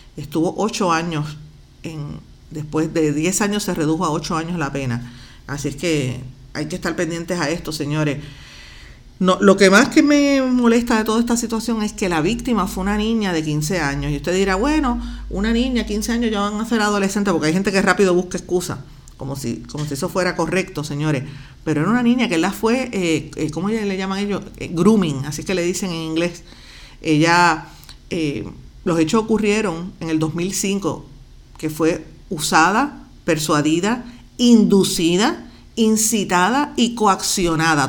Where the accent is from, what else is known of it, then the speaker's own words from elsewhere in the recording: Guaynabo, Puerto Rico; soy de Guaynabo